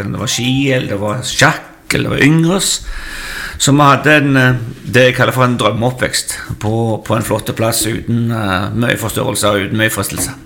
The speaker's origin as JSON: {"language": "Norwegian", "town": "Figgjo", "region": "Rogaland", "country": "Norway", "tie": "born or raised there", "said": "Ja, jeg er jo eh, født og oppvokst på Figgen. Det heter jo Figgjo"}